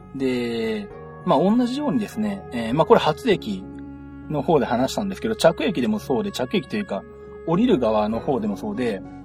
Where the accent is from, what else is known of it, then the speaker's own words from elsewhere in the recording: Nagoya, Aichi, Japan; 私名古屋出身